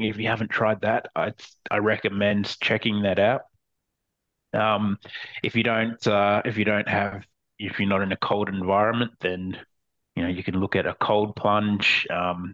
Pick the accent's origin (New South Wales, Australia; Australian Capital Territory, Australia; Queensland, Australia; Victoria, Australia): Queensland, Australia; moved away as an adult; now in Copenhagen, Denmark; I moved here from Australia, and it certainly doesn't get that cold in Australia. And I was used to coming from a place that's, you know, in Queensland